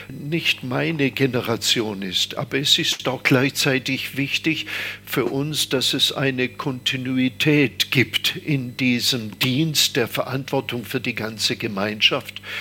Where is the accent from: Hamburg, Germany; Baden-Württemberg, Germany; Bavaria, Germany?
Baden-Württemberg, Germany; Stuttgart; moved away as an adult; now in Taizé, France; Ja, das war weit weg natürlich. Ich komme ja aus Stuttgart und das sind 500 Kilometer und es war äh, damals sehr weit weg.